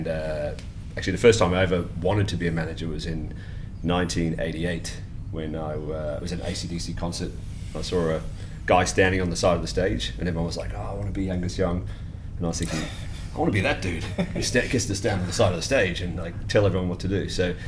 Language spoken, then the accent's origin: English; Lagos, Nigeria; born there; Yes, I was born in Lagos in Nigeria.